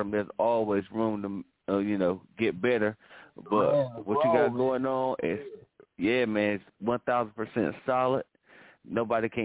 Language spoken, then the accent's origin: English; North Carolina, United States; I'm from North Carolina, City Grove, Turkey Trap Road.